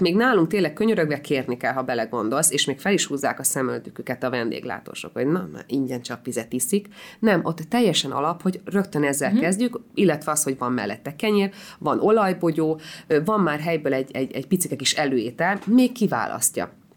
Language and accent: Hungarian; Hungary; also born or lived in Israel; magyar vagyok